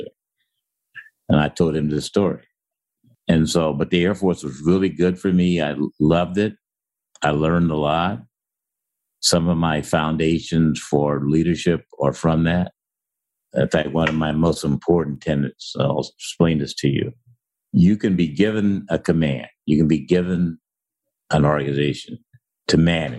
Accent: Centralia, Illinois, United States; moved away as an adult; also born or lived in Ohio; I was raised in Centralia, Illinois

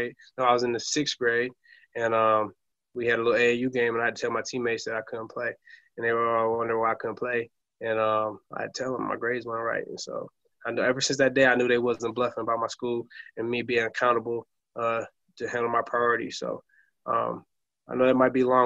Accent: Flint, Michigan, United States; I'm from Flint, Michigan, and that's what I consider my hometown

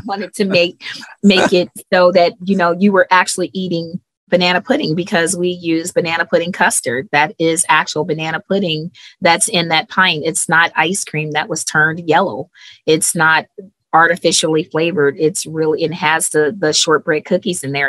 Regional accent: Cleveland, Ohio, United States; moved away as an adult; I'm originally from Cleveland, Ohio.

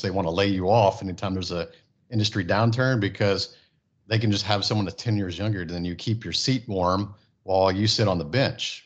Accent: Friendswood, Texas, United States; also born or lived in Japan / California / Houston; I grew up in Friendswood, Texas, a small town

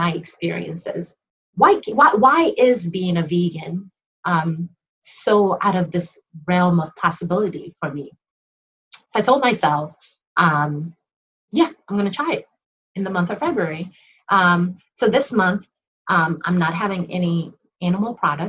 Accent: Nigeria; being Nigerian

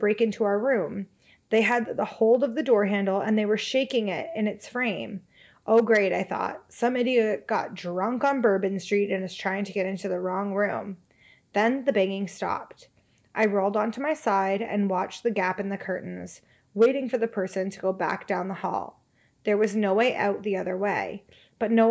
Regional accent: Hamilton, Ontario, Canada; my hometown, Hamilton.

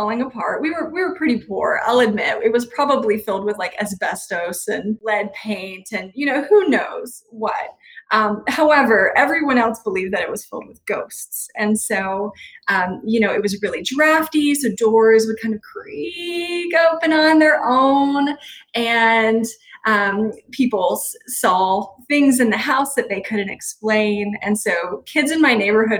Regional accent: Florida, United States; I'm from Florida

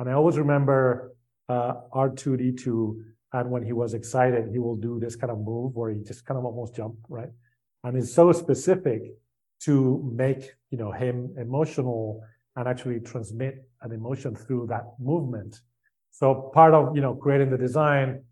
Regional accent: Spain; I grew up in Spain.

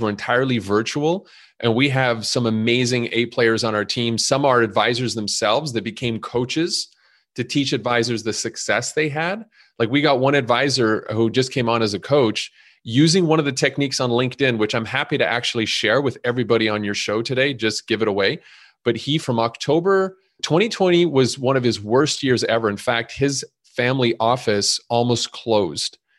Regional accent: Montreal, Quebec, Canada; moved away as an adult; now in Chicago, United States; You might hear a little bit of an accent 'cause I was originally born and raised in Montreal, and I came to Chicago at twenty-one years old

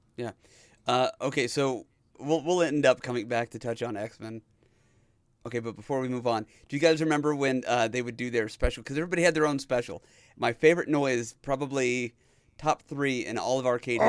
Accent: Dodge City, Kansas, United States; I grew up in Dodge City, Kansas.

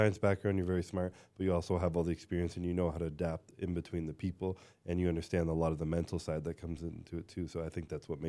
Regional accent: Canada; I'm Canadian.

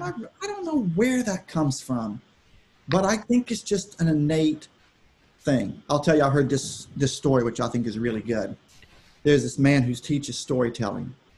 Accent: Austin, Texas, United States; I grew up in Texas. I grew up in Austin, uh, great city

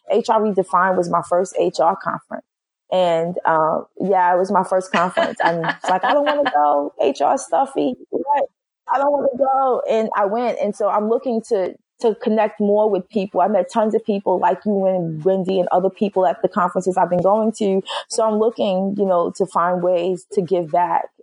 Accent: Brooklyn, New York, United States; you know, I'm from Brooklyn. I got to take it all the way back to hip hop and say ….

